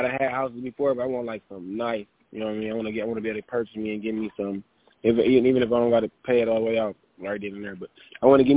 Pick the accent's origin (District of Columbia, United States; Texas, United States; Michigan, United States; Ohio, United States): Michigan, United States; Flint; I'm not from Detroit. We're from Flint, where the water bad at.